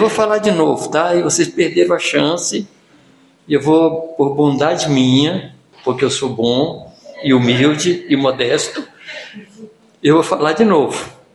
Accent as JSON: {"language": "Portuguese", "region": "Minas Gerais", "country": "Brazil", "said": "eu sou mineiro."}